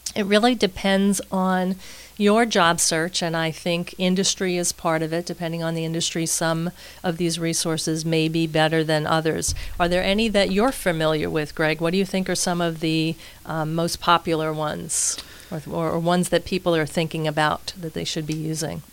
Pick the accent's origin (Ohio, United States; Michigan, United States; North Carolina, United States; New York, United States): New York, United States; New York City; moved away as an adult; now in Tampa, United States; I am originally from Queens, New York as you may hear as we're speaking today